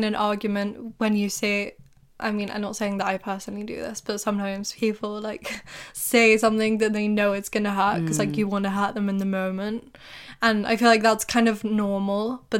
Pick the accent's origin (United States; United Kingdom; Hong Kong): United Kingdom; England; because I remember you guys used to do it to me too, like about being English, and I was like, what sense does that even make? You're making fun of me for being English.